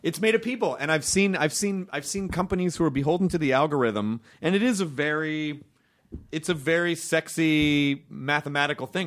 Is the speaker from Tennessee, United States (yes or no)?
yes; Memphis, Tennessee, United States; I'm from Memphis